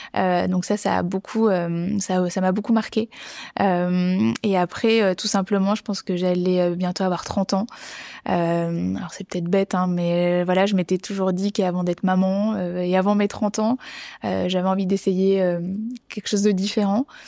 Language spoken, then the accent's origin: French; Bordeaux, Nouvelle-Aquitaine, France; j'ai grandi à Bordeaux